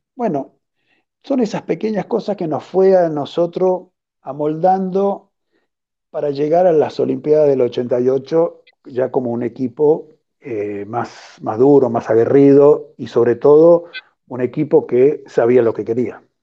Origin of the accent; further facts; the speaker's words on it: Argentina; como argentino